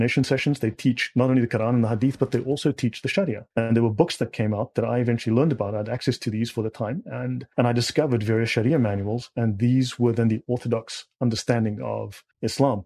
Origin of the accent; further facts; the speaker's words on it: South Africa; moved away as an adult; also born or lived in Dubai, United Arab Emirates; I'm South African. Moved to Dubai in 2007. I lived in the Middle East for 11 years.